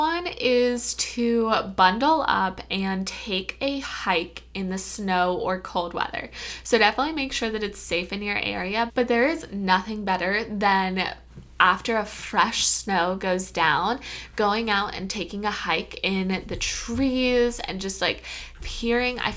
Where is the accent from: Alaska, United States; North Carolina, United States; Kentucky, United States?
Kentucky, United States; I'm from Kentucky